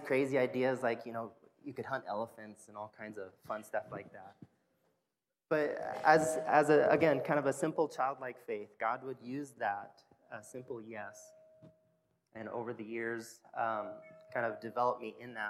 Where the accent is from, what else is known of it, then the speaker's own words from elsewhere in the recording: Deweese, Nebraska, United States; moved away; I grew up in Nebraska, farming community. My hometown is Deweese, Nebraska.